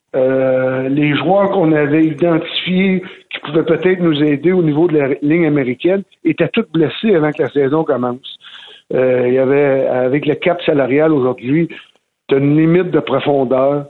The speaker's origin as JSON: {"language": "French", "town": "Gatineau", "region": "Quebec", "country": "Canada", "also_born_or_lived": "Florida / Vancouver / Philadelphia", "said": "je retourne chez moi à Gatineau, secteur Hall, revoir les miens pendant euh, la période de l'été"}